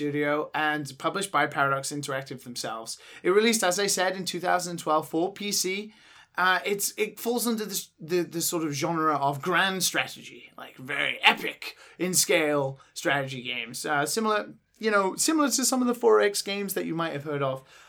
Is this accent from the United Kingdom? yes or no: yes; England, United Kingdom; being English